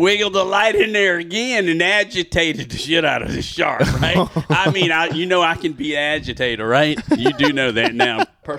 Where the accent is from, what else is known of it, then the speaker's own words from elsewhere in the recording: Georgia, United States; I'm from Georgia, right?